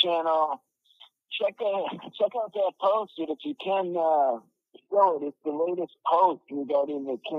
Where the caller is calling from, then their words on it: Mexico; Mexico, how are you?